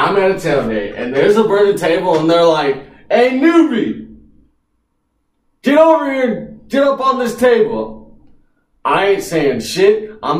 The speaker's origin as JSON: {"language": "English", "town": "Kansas City", "region": "Missouri", "country": "United States", "tie": "born or raised there", "said": "they're my hometown team."}